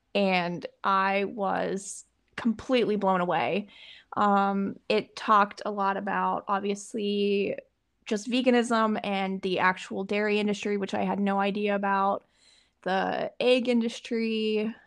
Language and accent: English; Pittsburgh, Pennsylvania, United States; moved away as an adult; now in Stamford, United States; I'm actually from Pittsburgh, Pennsylvania.